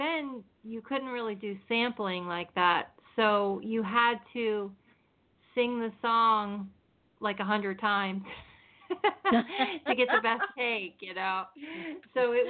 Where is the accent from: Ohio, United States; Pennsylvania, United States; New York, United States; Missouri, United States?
Pennsylvania, United States; moved away as an adult; now in California, United States; I'm originally from Pennsylvania, and I came here to California in 1983 after my husband and I got married